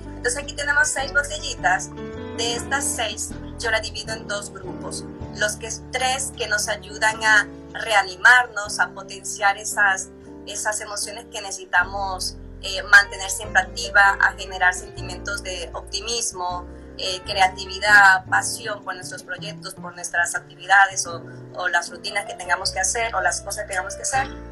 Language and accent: Spanish; Dominican Republic; moved away as an adult; now in Mexico; soy dominicana y vivo en México hace 10 años